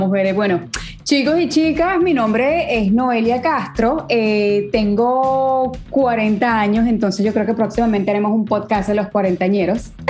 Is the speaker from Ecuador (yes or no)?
yes; Guayaquil, Guayas, Ecuador; now in New York, United States; Ecuador para el mundo, soy de Guayaquil, soy de la costa y pues eh, trato de visitar lo más que puedo a mi país hermoso.